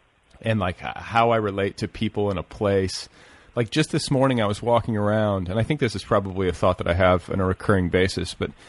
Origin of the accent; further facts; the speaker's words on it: Milwaukee, Wisconsin, United States; also born or lived in Indianapolis; I grew up in Milwaukee and Indianapolis, so I know that part of it.